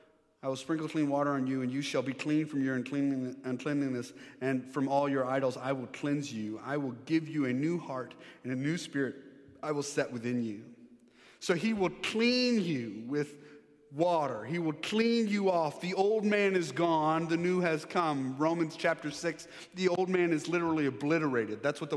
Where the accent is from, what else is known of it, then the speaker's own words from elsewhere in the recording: Texas, United States; I mean, now I'm from Texas. We don't like taxes. We don't like mandates. In Texas, you tell somebody what to do, and they put up a sign saying the opposite.